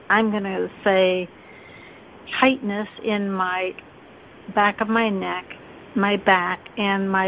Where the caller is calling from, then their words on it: San Francisco, California, United States; I'm calling from San Francisco.